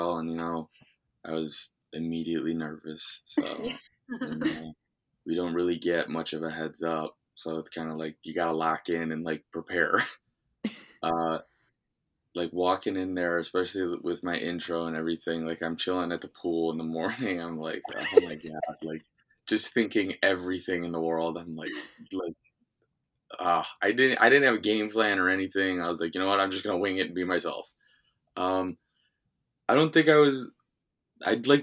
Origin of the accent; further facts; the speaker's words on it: Cleveland, Ohio, United States; my hometown, downtown Cleveland